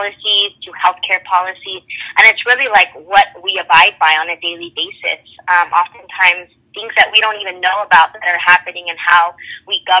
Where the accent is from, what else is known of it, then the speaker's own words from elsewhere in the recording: Los Angeles, California, United States; I am from Los Angeles, born and raised. Um, I'm the first Latina in my family to go to college.